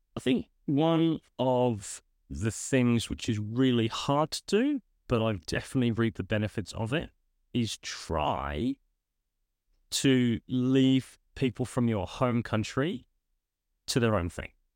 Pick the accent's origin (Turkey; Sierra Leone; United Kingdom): United Kingdom; moved away as an adult; also born or lived in United States; now in Australia; I'm originally from the U K. That's where my phone accent comes from